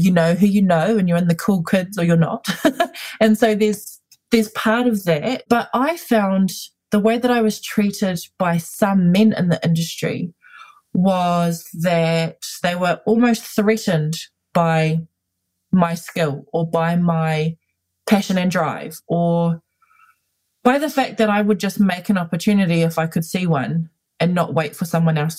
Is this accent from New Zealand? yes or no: yes; Auckland, New Zealand; I was born and raised here in Ihu Matau. It's my home. I currently live here